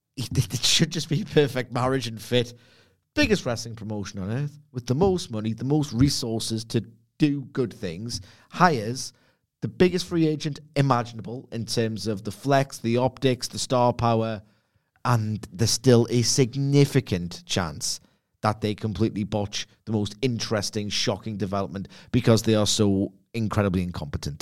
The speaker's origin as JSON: {"language": "English", "town": "Gateshead", "region": "North East England", "country": "United Kingdom", "lives_now": "Hebburn, United Kingdom", "said": "I'm not from Texas. I'm from Lowfell Gateshead, and I currently reside in Hepburn."}